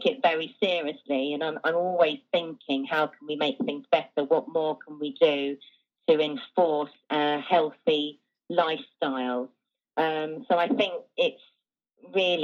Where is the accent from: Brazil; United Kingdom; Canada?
United Kingdom; England; moved away as an adult; now in Jávea, Spain; I am from England and I moved to Spain 3 years ago